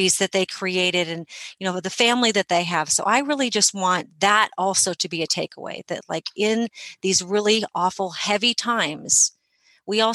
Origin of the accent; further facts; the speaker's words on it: United States; as an American